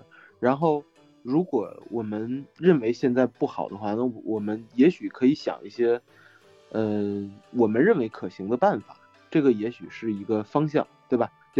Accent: Northeast China, China; 因为我是一个东北人，我还真的占便宜了，因为我家乡的教学质量不好，所以有我发挥的空间。

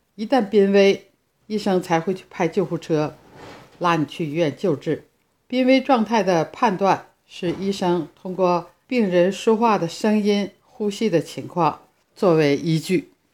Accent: Harbin, Heilongjiang, China; now in Italy; 我的家乡哈尔滨

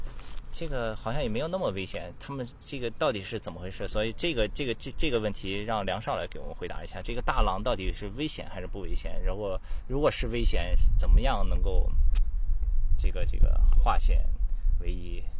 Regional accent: Qingdao, Shandong, China; 因为我是青岛人

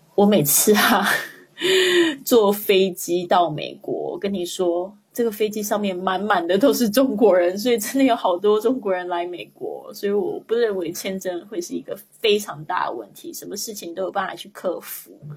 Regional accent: Kaohsiung, Taiwan; moved away as an adult; now in Spain; 我也是在一个小地方长大的呀。你说台湾算不算很小？算很小欸

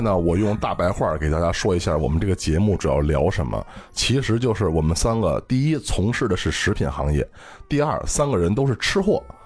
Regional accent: Beijing, China; 我不是北漂青年啊，我土生土长北京人啊

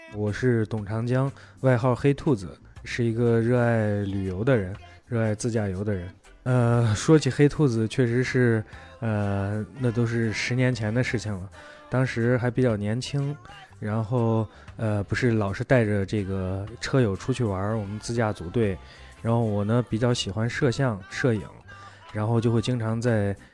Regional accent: China; 我们是中国的

